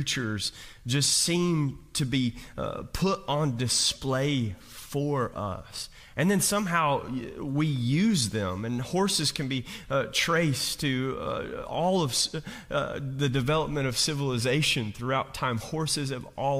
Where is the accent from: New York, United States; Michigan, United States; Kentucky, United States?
Kentucky, United States; I'm from Kentucky, I'm from coal mining country